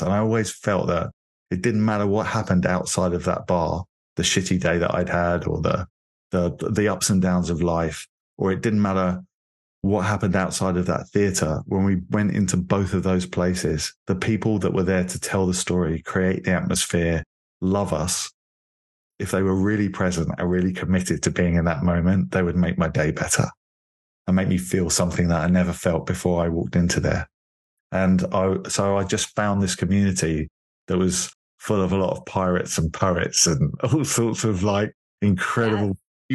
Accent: London, United Kingdom; moved away as an adult; now in Miami, United States; I'm originally from London, from England

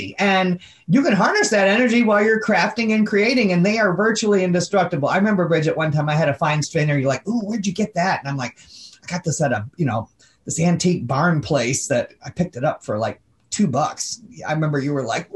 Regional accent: Kalamazoo, Michigan, United States; I'm from Kalamazoo, Michigan

